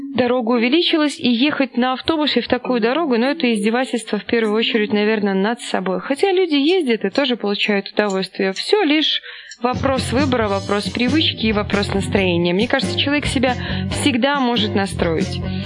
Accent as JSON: {"language": "Russian", "town": "Mogilev", "region": "Mogilev Region", "country": "Belarus", "also_born_or_lived": "Saint Petersburg, Russia / Kaluga, Russia", "moved": "as an adult", "said": "из Могилева, которая работала тогда вот диспетчером такси в Питере"}